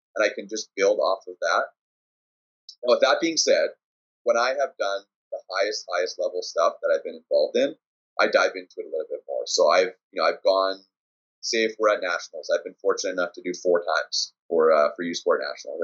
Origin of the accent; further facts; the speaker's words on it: Winnipeg, Manitoba, Canada; We're from Winnipeg